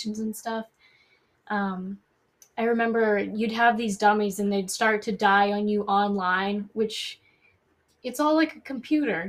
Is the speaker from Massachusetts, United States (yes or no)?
yes; Brockton, Massachusetts, United States; I'm from Brockton